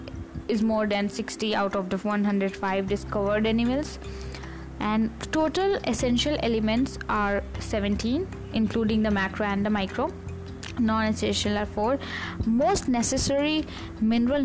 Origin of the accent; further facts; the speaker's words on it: India; I'm an Indian